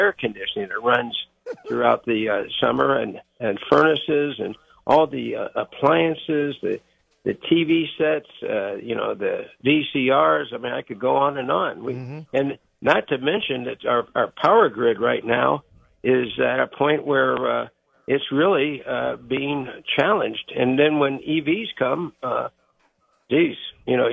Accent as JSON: {"language": "English", "region": "Ohio", "country": "United States", "tie": "born or raised there", "said": "as a young boy growing up in Ohio"}